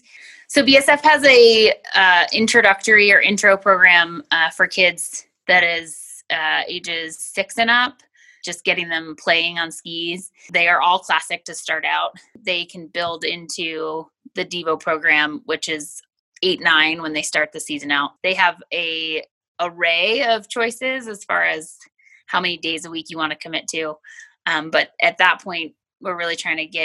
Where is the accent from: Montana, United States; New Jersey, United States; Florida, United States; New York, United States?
New York, United States; Rochester; I grew up in Western New York near Rochester